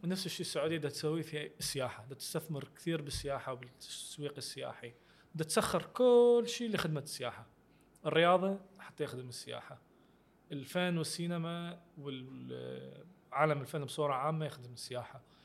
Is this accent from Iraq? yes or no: yes; Iraq; انا وانت كمواطنين عراقيين